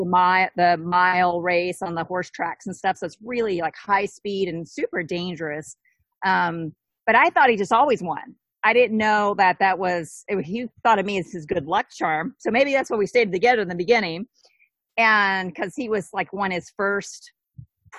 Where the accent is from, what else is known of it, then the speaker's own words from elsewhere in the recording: Southwest Virginia, United States; moved away; Southwest Virginia, like a really super tiny town with about 3,000 people